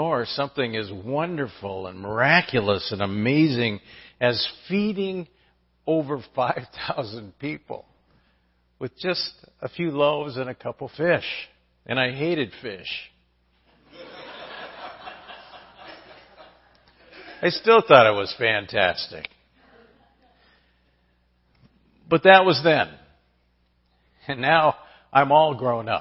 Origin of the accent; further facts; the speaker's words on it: San Diego, California, United States; I grew up in San Diego